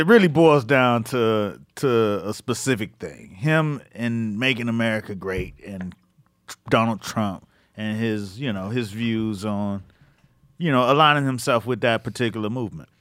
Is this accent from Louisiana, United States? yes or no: no; Miami, Florida, United States; now in New York, United States; where I'm from in Miami